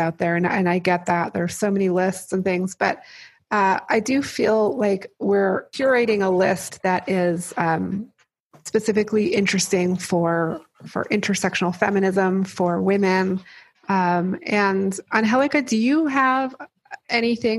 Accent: New Mexico, United States; I grew up in New Mexico

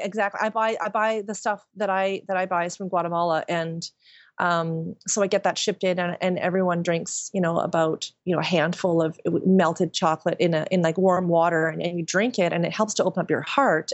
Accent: Qualicum Beach, British Columbia, Canada; moved away as an adult; also born or lived in Nanaimo; now in Vancouver, Canada; I'm from Vancouver Island, a really small town

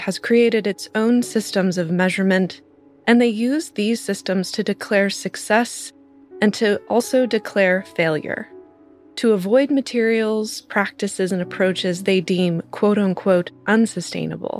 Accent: California, United States; my home state of California

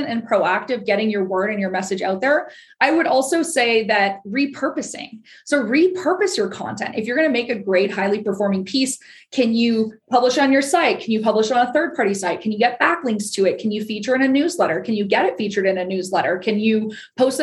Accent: Ottawa, Ontario, Canada; I am from Ottawa, Ontario, which is, of course, our nation's capital in Canada

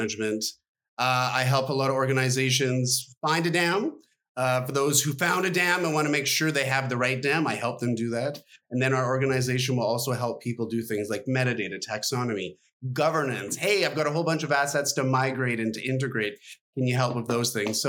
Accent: Canada; as a Canadian kid

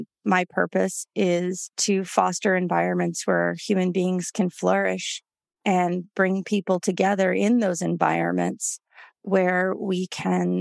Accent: New York City, New York, United States; moved away as an adult; also born or lived in Houston, Texas; So I grew up in New York City. I grew up on the Upper West Side of Manhattan

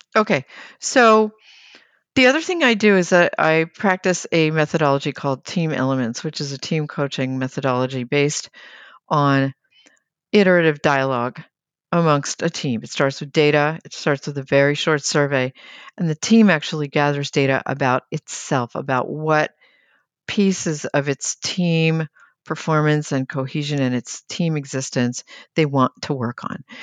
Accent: United States; a U S-based, American-born project manager

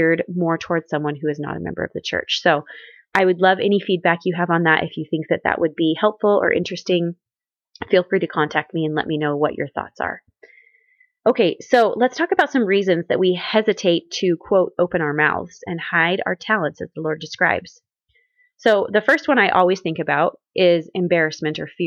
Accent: Southwest Missouri, United States; growing up in Southwest Missouri

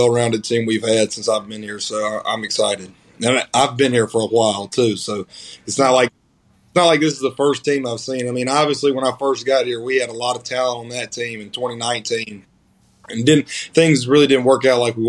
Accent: Purvis, Mississippi, United States; I chose Southern Miss, one, because I'm from Purvis

